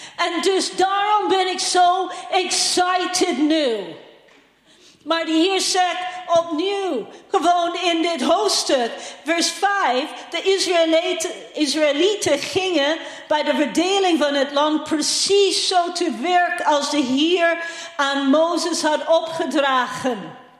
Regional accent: Canada; moved away; ik ben hem uit Canada

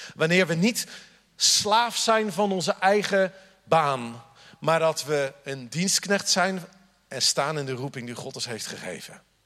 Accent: The Hague, South Holland, Netherlands; accent: Haags; now in Groningen, Netherlands; De eerste keer dat ik in Friesland sprak, dachten ze dat ik Willem-Alexander was. Zo haag sprak ik

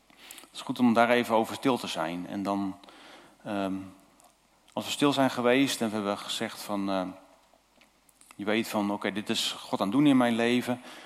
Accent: Zuidwolde, Drenthe, Netherlands; moved away as an adult; also born or lived in Julianadorp, Noord-Holland; geboren in Zuidwolde en eh, we, zijn daar, eh, we woonden daar. En toen gingen we naar Noord-Holland

